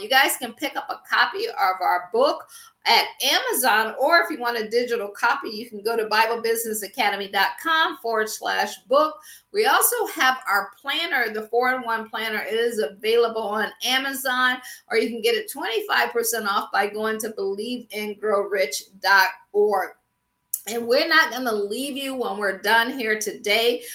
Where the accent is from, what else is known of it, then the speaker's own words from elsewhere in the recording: Akron, Ohio, United States; moved away as an adult; also born or lived in Washington, D.C. / Baltimore / Boston / Pittsburgh; I'm from Akron, Ohio, so I always say I grew up shy, sheltered, and in church basically six days a week